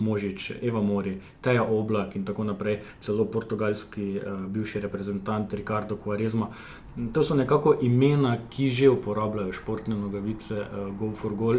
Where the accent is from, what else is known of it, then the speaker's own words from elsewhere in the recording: Žahenberg, Kozjansko, Slovenia; jaz prihajam iz Žahenberga, še manjši zaselek uh, na obrobju Kozijanskega